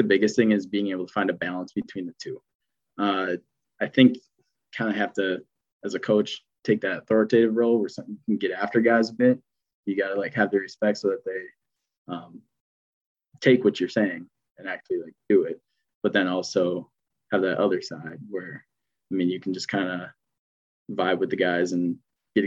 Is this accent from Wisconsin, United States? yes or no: yes; West Bend, Wisconsin, United States; I grew up in the West Bend, kind of Jackson area